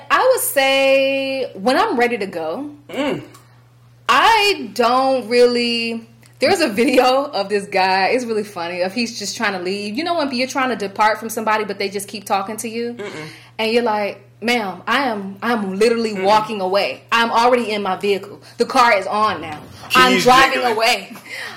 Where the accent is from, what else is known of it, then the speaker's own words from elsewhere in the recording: United States; As an American